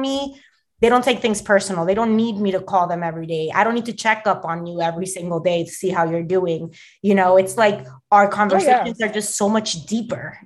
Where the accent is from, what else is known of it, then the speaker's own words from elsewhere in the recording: Miami, Florida, United States; moved away as an adult; now in New Jersey, United States; one of my best friends that I grew up with in Miami